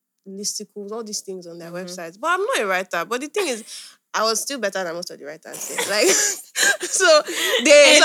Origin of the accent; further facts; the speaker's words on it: Ibadan, Oyo, Nigeria; growing up in Ibadan was kind of different for me